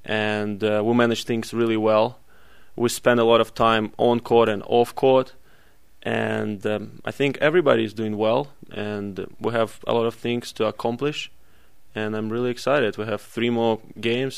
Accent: Saint Petersburg, Russia; moved away as an adult; now in Utah, United States; I'm from St. Petersburg

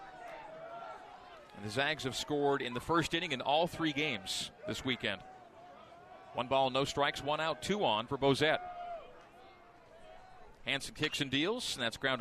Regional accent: Canada; as a Canadian growing up and a fan of the Expos

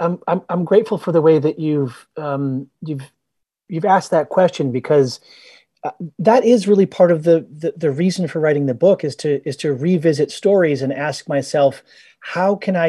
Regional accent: Boston, Massachusetts, United States; And one night, I'm bombing down Route 1 South near where I grew up in outside of Boston.

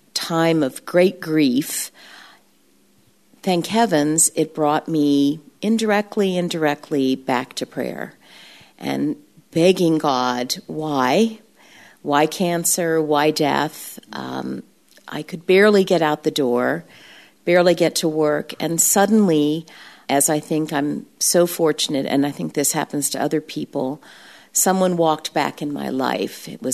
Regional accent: Brazil; My mom is retired now. She was a missionary overseas. I grew up in Brazil.

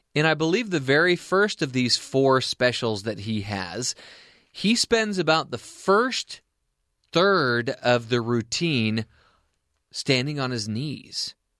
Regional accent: Anaheim, California, United States; I'm from Anaheim, California

